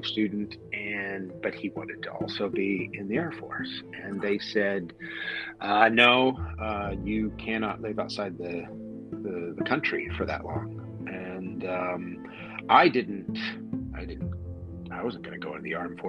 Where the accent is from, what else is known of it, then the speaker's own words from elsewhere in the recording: Northern California, United States; moved away as an adult; also born or lived in Australia / Kaohsiung, Taiwan; I was born in Northern California, pretty rural, very small town. My kids go to a high school that was bigger than my town